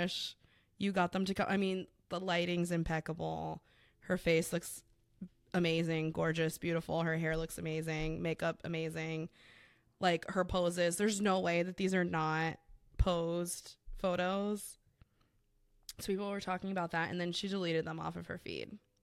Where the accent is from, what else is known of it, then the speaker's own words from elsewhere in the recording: South Florida, United States; I claim South Florida as a whole is my hometown